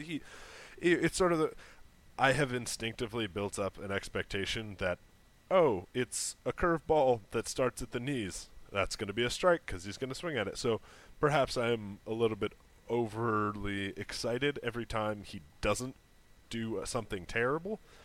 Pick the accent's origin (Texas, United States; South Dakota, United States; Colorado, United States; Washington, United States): Washington, United States; Seattle; growing up in Seattle, and I was six years old